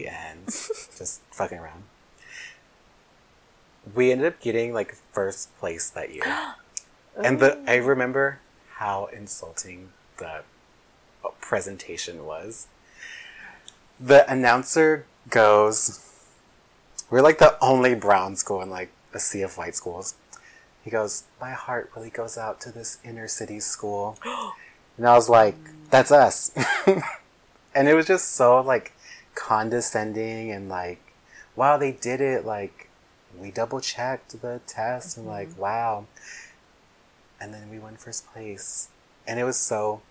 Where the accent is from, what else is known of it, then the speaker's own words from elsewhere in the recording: Los Angeles, California, United States; I grew up, I'm from LA. I lived in South Central. That's where I grew up